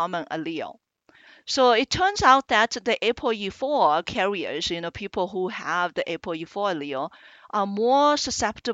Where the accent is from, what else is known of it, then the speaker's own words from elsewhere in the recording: China; moved away as an adult; also born or lived in Iowa, United States / New York City, United States / Birmingham, Alabama, United States; now in Minnesota, United States; I am originally from China and came to the U.S. about 30 years ago for graduate education in biomedical sciences